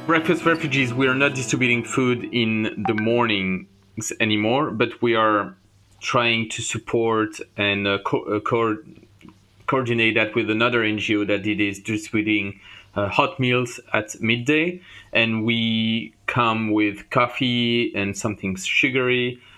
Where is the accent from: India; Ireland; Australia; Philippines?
Ireland; now in Brussels, Belgium; I'm from Ireland